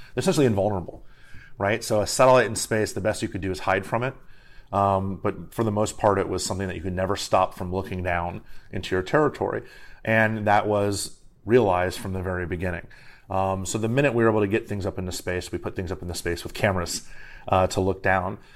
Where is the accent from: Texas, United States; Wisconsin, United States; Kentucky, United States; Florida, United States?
Florida, United States; Miami; now in Washington, D.C., United States; I'm from Miami originally